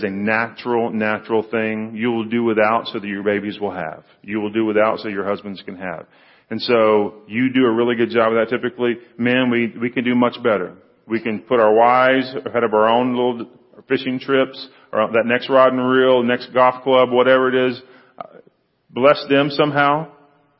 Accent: Freeport, Texas, United States; I grew up down in Freeport, went to Brazosport High School, went to Brazosport Junior College for a couple of years

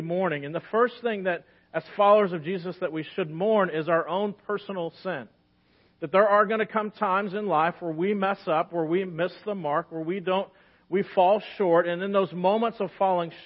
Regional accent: United States; especially as American Christians

